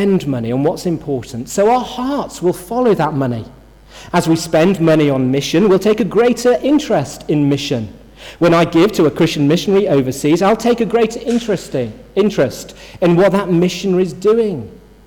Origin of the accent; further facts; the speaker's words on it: Yorkshire and the Humber, United Kingdom; I'm from Yorkshire, which I am